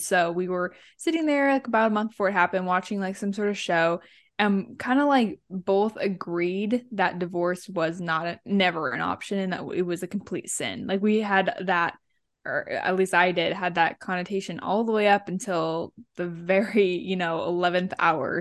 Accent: Central California, United States; moved away as an adult; now in Ohio, United States; I grew up in Central California

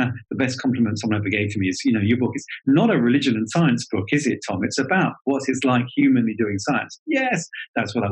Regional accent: Southern England, United Kingdom; accent: schooled Southern British; that schooled Southern British accent for you, English accent

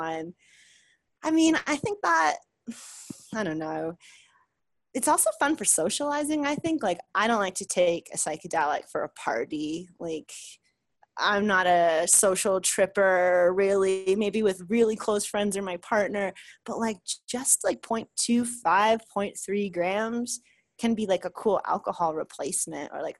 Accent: New York, United States; moved away; I'm from the East Coast. I'm from New York.

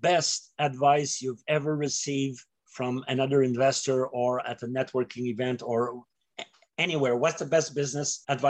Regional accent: Canada; as a Canadian

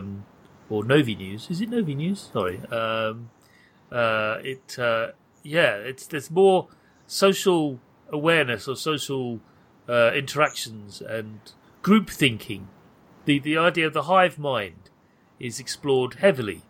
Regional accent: United Kingdom; I'm British

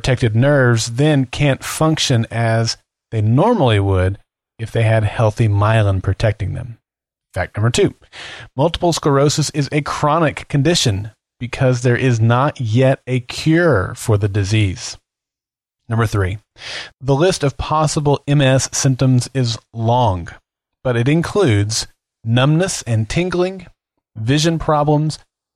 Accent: Oklahoma City, Oklahoma, United States; here in my hometown of Oklahoma City

